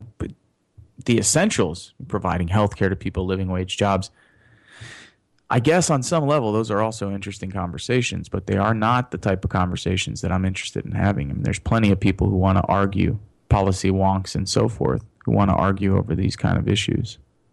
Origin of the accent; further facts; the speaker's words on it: Chicago, Illinois, United States; I was born on the South Side. Lived on the South Side as a child